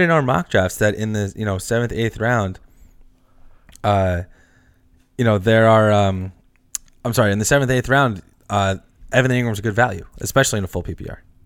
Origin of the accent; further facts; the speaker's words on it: Northeast, United States; we're from the Northeast